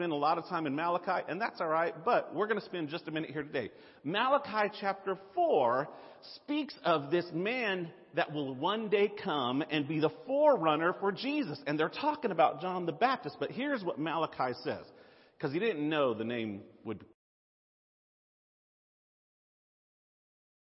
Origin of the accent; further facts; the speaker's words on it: the South, United States; accent: southern; my southern accent